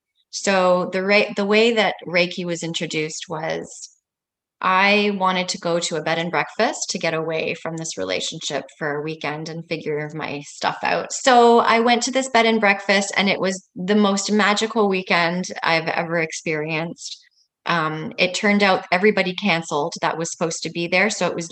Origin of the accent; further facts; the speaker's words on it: Italy; born there; also born or lived in Vancouver, Canada; So I was born in Italy, and then we lived in Vancouver, and then we went back to Italy, and we just traveled all the time.